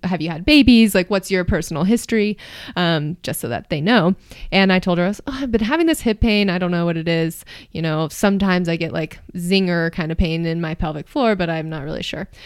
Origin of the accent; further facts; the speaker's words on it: Marin County, California, United States; moved away as an adult; also born or lived in New York City, New York; now in Boulder, United States; I'm from Marin County, California